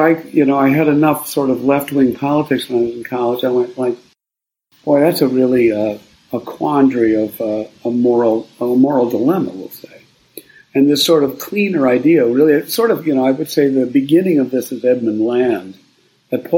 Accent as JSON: {"language": "English", "region": "Midwest", "country": "United States", "tie": "born or raised there", "also_born_or_lived": "Cambridge, Massachusetts / New York", "moved": "as an adult", "lives_now": "Marin County, United States", "said": "I grew up in the Midwest"}